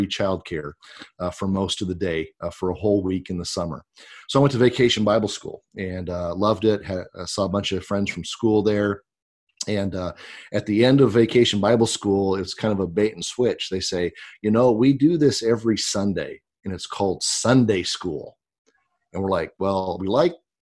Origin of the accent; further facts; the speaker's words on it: Pasco, Washington, United States; now in Grover Beach, United States; I grew up in Eastern Washington. I grew up in the town of Pasco